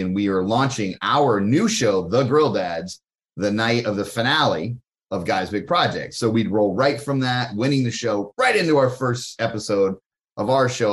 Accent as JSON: {"language": "English", "region": "Ohio", "country": "United States", "moved": "yes", "lives_now": "Los Angeles, United States", "said": "I'm a Midwest guy. I'm from Ohio."}